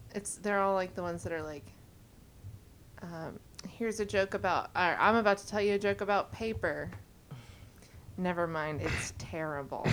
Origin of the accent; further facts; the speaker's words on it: Mississippi, United States; we had a baby and raised her in Mississippi